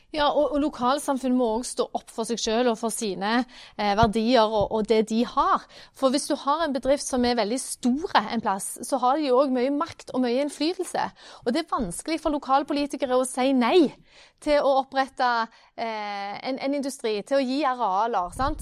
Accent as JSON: {"language": "Norwegian", "town": "Randaberg", "region": "Rogaland", "country": "Norway", "lives_now": "Stavanger, Norway", "said": "jeg er jo fra Randaberg, som, som du sier, jeg bor jo nå i Stavanger"}